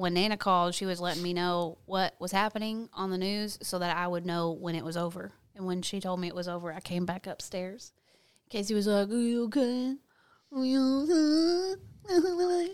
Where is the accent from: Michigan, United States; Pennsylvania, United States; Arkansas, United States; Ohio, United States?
Arkansas, United States; Fort Smith; also born or lived in California; I was born in Fort Smith, Arkansas